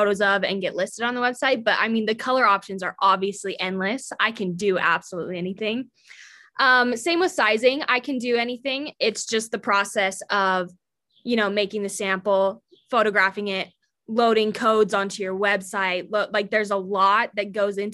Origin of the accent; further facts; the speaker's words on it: Salt Lake City, Utah, United States; I'm from Salt Lake City, Utah